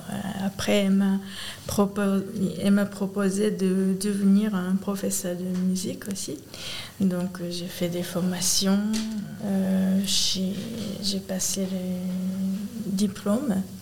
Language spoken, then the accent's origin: French; Kamakura, Kanagawa, Japan; French is a second language; moved away as an adult; now in Aulnay-sous-Bois, France; Je viens de Kamakura.